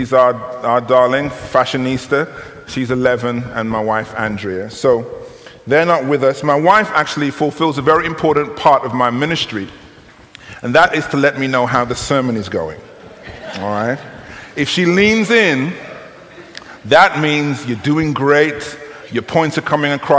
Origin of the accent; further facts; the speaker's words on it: United Kingdom; you will tell from my accent, and perhaps from some of you will know, that I'm from the United Kingdom, Great Britain